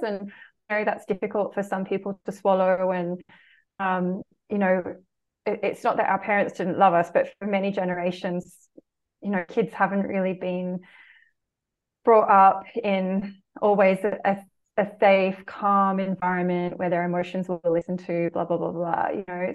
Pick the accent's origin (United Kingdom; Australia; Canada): Australia; the culture I grew up in Australia